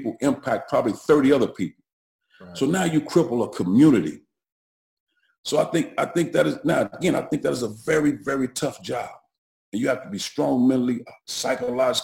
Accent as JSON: {"language": "English", "town": "East St. Louis", "region": "Illinois", "country": "United States", "tie": "born or raised there", "said": "I grew up in East St. Louis at the time, which is 100% minority black community"}